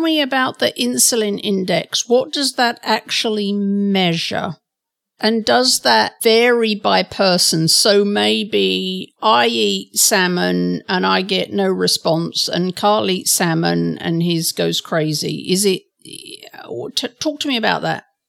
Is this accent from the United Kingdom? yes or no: yes; England, United Kingdom; I'm from England